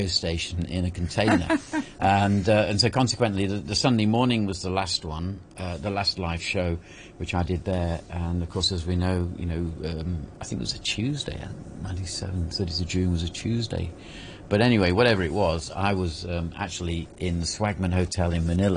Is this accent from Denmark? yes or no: no; Derbyshire, East Midlands, United Kingdom; moved away as an adult; also born or lived in Cyprus / Falklands / Singapore / Puerto Galera; now in Hong Kong; being from Derbyshire, which is where I am originally, I was constantly monitoring myself to try and improve my accent